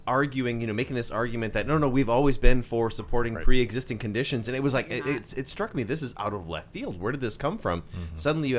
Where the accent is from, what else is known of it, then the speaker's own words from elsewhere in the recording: Wisconsin, United States; I'm from Wisconsin